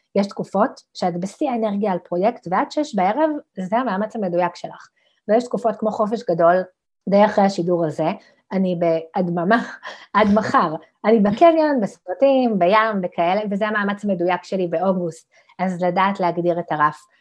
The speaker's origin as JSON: {"language": "Hebrew", "town": "Ramla", "region": "Central District", "country": "Israel", "tie": "born or raised there", "said": "גדלתי ברמלה"}